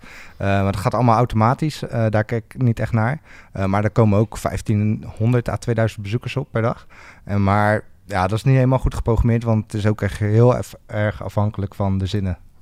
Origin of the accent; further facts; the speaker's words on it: near Rotterdam, South Holland, Netherlands; moved away as an adult; now in Groningen, Netherlands; ik kom uit de buurt van Rotterdam. ik woon nu al acht jaar in, in het mooie Groningen.